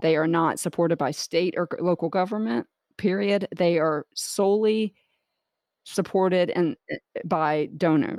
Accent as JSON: {"language": "English", "town": "Jacksonville", "region": "Florida", "country": "United States", "tie": "born or raised there", "also_born_or_lived": "Clearwater / Tampa Bay area", "said": "born and raised in Jacksonville, Florida"}